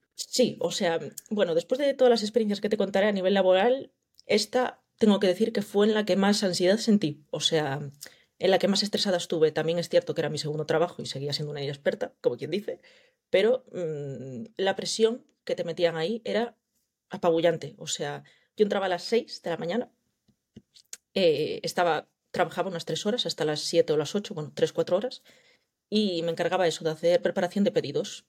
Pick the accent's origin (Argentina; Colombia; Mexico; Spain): Spain; Vigo, Galicia; vengo de Galicia, llevo viviendo toda la vida aquí